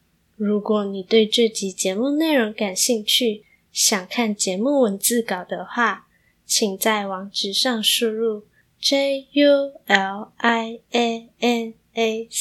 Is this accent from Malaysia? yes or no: yes; Malaysia; moved away as an adult; now in Taiwan; 我从马来西亚来到台湾念大学，因为都是外食，再加上我觉得吃东西很解压，于是体重便蒸蒸日上。